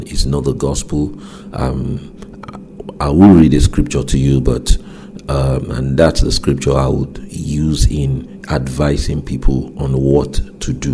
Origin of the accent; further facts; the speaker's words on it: Nigeria; moved away; my home country, Nigeria